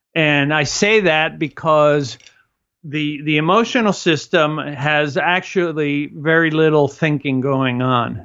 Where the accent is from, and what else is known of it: Cuba; moved away